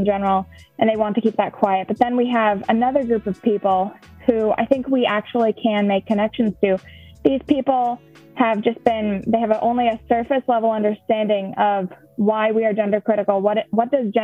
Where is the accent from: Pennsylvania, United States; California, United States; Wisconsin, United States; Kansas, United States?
Wisconsin, United States; La Crosse; I'm from the La Crosse area of Wisconsin.